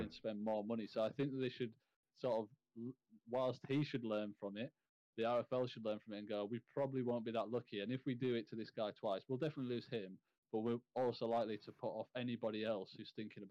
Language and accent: English; York, Yorkshire and the Humber, United Kingdom; York, obviously my hometown team